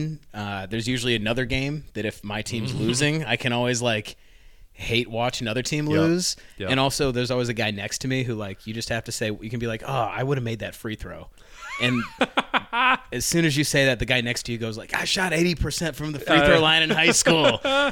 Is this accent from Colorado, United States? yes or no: no; Chicago, Illinois, United States; I'm from Chicago